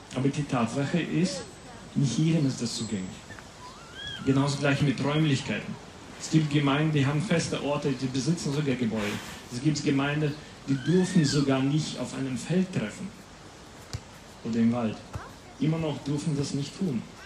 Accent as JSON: {"language": "German", "country": "Latvia", "second_language": "German", "moved": "yes", "said": "ich komme aus Lettland. Das ist gar nicht so weit von hier, quer durch Polen und wir sind schon dort"}